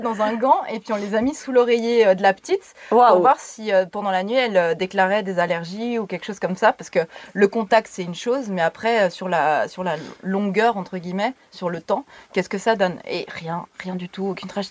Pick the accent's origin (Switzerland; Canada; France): Switzerland; Lutry, Vaud; now in Lausanne, Switzerland; je viens de Lutry à la base, où j'ai habité depuis euh, bébé. Hein. J'ai toujours habité Lutry